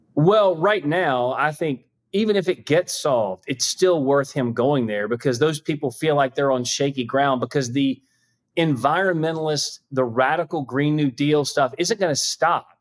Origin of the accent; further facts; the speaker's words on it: South Carolina, United States; I'm from South Carolina